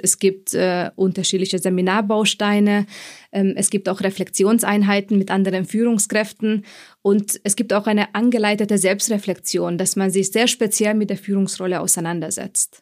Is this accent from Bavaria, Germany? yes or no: yes; Munich, Bavaria, Germany; moved away as an adult; also born or lived in Frankfurt; Ich komme ursprünglich aus München oder ich habe mein Studium hier absolviert an der TUM